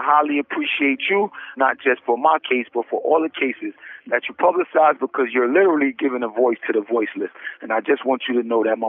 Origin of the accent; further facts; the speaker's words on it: New York City, New York, United States; growing up in the Tilden houses in Brownsville, Brooklyn, it's just like most inner city neighborhoods where it's relatively poor